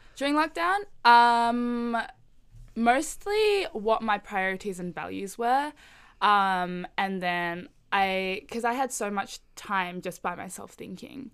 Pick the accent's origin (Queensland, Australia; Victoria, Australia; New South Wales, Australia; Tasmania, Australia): Victoria, Australia; Melbourne; I am Indonesian Chinese, but grew up in Melbourne